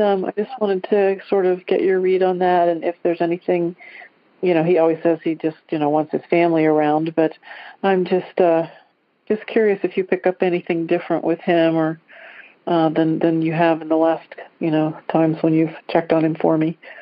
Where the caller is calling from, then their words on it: Dayton, Ohio, United States; I'm calling from Dayton, Ohio